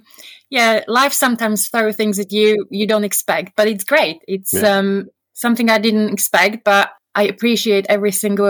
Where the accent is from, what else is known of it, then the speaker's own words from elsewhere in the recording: Slovakia; I mean, the life is very, very different. My husband would describe it, it's like England 30 years ago.